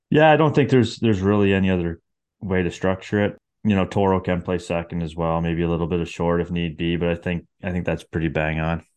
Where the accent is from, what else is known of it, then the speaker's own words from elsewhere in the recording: Canada; as a Canadian baseball fan